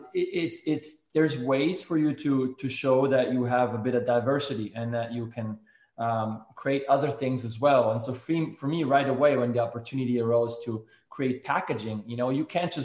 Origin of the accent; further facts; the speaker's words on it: Switzerland; now in Seattle, United States; growing up in Switzerland